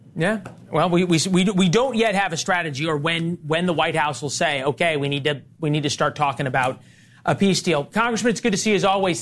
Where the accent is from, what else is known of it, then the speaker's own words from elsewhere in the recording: Missouri, United States; I'm also from Missouri